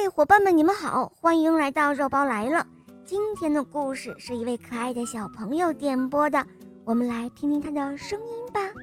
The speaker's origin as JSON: {"language": "Chinese", "town": "Nanchang", "region": "Jiangxi", "country": "China", "said": "我来自南昌"}